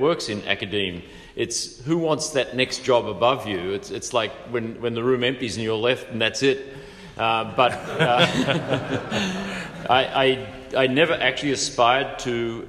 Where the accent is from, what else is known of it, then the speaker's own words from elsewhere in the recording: Australia; now in United States; I was born and raised in Australia.